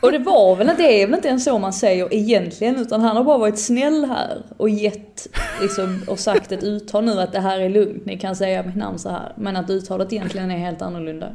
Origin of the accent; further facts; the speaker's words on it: Sweden; som svensk